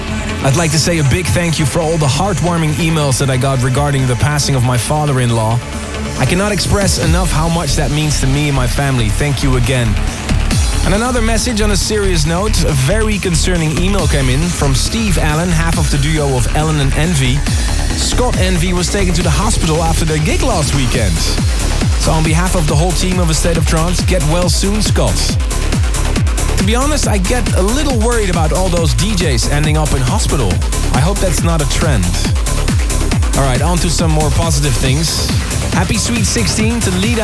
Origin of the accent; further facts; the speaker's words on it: Leiden, South Holland, Netherlands; my annual gig in my hometown Leiden